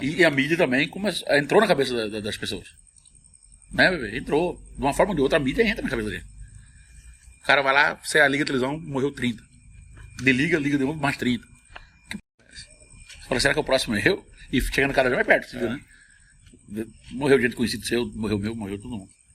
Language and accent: Portuguese; Cuiabá, Mato Grosso, Brazil; accent: Cuiabano; fala o cuiabano como é pra ser, é, fala como eu falo, autenticamente